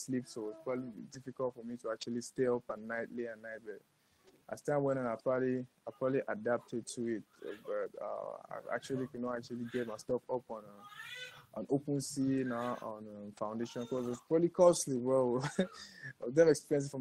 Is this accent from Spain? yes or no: no; Cameroon; I'm born, raised African, and I'm Cameroonian. So that's what's up. I'm from Cameroon.